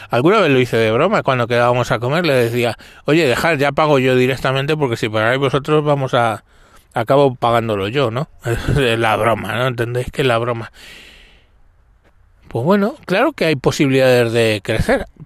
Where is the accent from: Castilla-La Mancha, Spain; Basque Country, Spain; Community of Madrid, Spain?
Community of Madrid, Spain; Madrid; born there; Yo nací en Aluche, que es el sur de Madrid, lo que se llamaba el cinturón rojo, porque éramos los que motábamos... a la izquierda en Madrid de toda la vida.